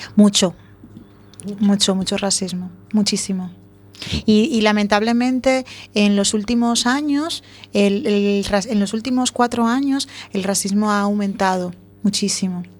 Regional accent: Dominican Republic; now in A Coruña, Spain; Yo nací en República Dominicana hace muchos años

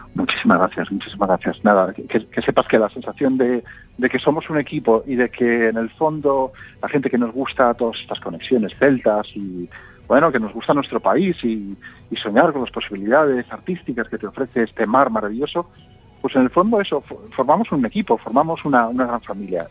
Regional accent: Galicia, Spain; Y todos en Galicia hemos visto

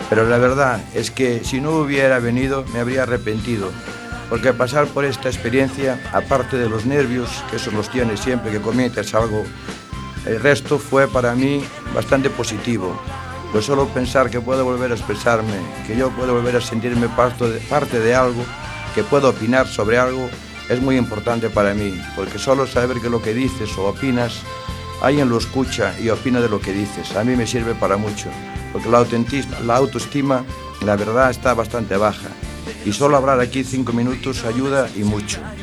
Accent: Barbanza, Galicia, Spain; de la zona de donde soy yo, de allí del Barbanza

